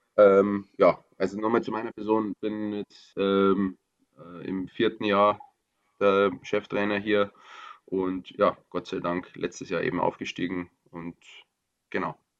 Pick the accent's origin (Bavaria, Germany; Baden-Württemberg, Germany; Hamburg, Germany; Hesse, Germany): Bavaria, Germany; Upper; moved away; ich bin aus Oberbayern ursprünglich